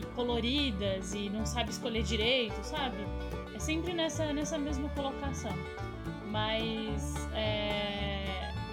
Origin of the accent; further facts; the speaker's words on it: Florianópolis, Santa Catarina, Brazil; Eu consegui uma bolsa numa escola particular, lá em Florianópolis, imagina Floripa, no sul do Brasil